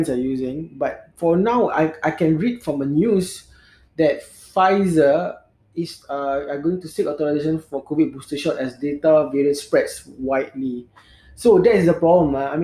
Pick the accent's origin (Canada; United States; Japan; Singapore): Singapore; we as a Singaporean